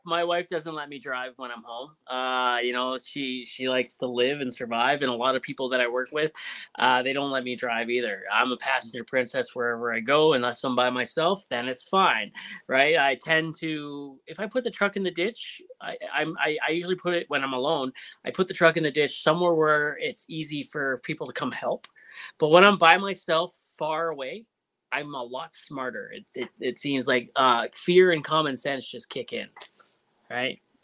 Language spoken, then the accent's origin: English; Ontario, Canada; moved away; I'm from Ontario originally